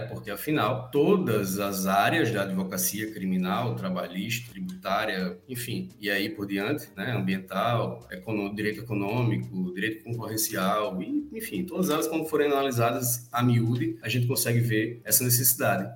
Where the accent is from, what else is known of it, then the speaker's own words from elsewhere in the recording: Rio Grande do Norte, Brazil; now in Rio Grande do Sul, Brazil; Eu tô, eu tô no Rio Grande do Sul, mas eu sou do Rio Grande do Norte